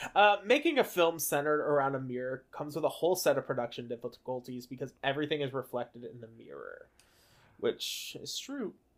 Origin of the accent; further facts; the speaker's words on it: Indiana, United States; we're from Indiana